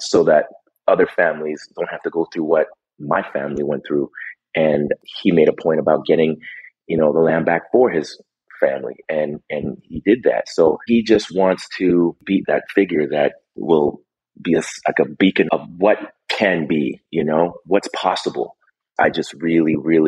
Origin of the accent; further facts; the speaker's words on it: Vancouver, British Columbia, Canada; I grew up in Vancouver, British Columbia, and most of my work has been done there.